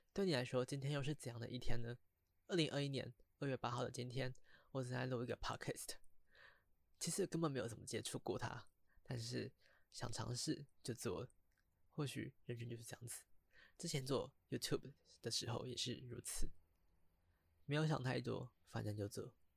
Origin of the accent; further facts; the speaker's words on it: Taiwan; 我是一个来自台湾的高中生